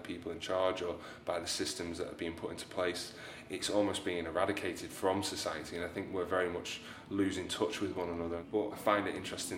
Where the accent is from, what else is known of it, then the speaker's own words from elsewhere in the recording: Southport, North West England, United Kingdom; moved away as an adult; now in Seaforth, United Kingdom; I'm from Sefton. I'm originally from Southport. I lived there my whole life.